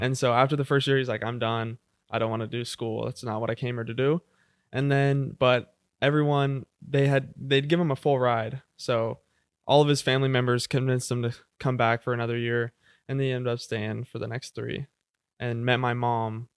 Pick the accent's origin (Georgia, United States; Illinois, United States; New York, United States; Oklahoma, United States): Oklahoma, United States; Jenks; I was born in Jinx, Oklahoma, so, like, uh, South Tulsa, really. Uh, I have, uh, three sisters, one older, two younger sisters. Yeah, I grew up w, going to Jinx High School